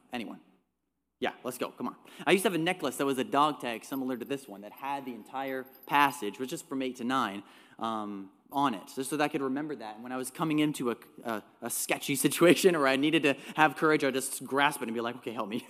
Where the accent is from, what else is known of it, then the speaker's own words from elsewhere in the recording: Trout Creek, Ontario, Canada; also born or lived in North Bay, Ontario; I was born in North Bay, lived in a small town called Trout Creek